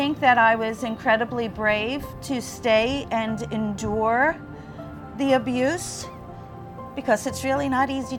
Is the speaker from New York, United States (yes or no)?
yes; New York City, New York, United States; moved away as an adult; now in Florida, United States; Growing up in Staten Island, we attended the beaches at the Jersey Shore